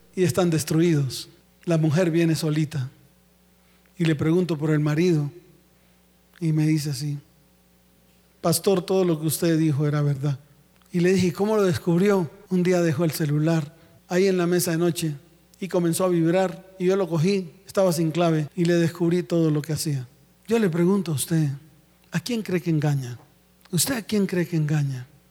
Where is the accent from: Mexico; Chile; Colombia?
Colombia; Santa Marta, Magdalena; mi tierra, Santa Marta